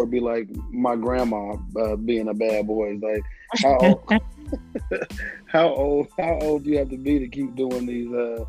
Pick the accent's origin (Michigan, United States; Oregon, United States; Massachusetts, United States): Michigan, United States; Detroit; also born or lived in Tennessee; now in Atlanta, United States; I hail from Detroit, living in Atlanta, Georgia, and alumni of the Tennessee State University.